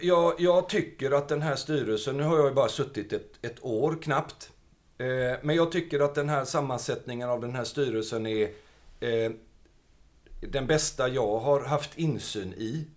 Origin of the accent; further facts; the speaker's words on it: Gothenburg, Västra Götaland, Sweden; jag är uppvuxen i Biskopsgården.